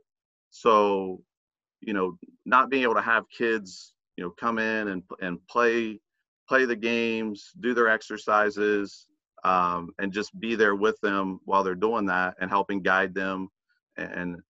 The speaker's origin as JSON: {"language": "English", "town": "Zanesville", "region": "Ohio", "country": "United States", "tie": "born or raised there", "said": "Originally, I grew up near Zanesville."}